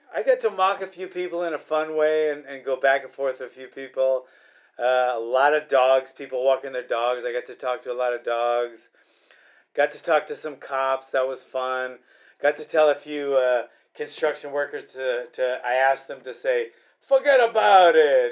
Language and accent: English; Hawaii, United States; also born or lived in Queens, New York; now in Royal Grande, California, United States; I was raised in Hawaii.